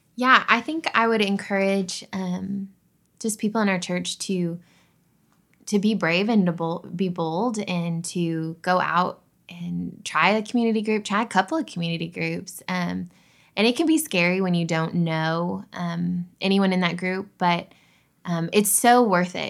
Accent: Dallas, Texas, United States; also born or lived in California; originally, I'm from, born in California, but originally, before here, at least, uh, Dallas area

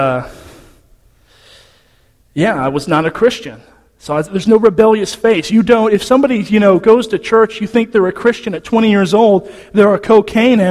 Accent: Nacogdoches, Texas, United States; So I'm from Nacogdoches. I'm a Nac rat

